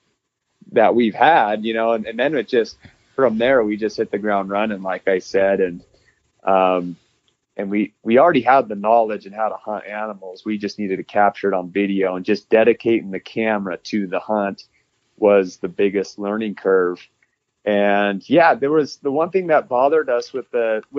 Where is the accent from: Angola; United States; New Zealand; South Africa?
United States; North Idaho; we grew up in the North Idaho region.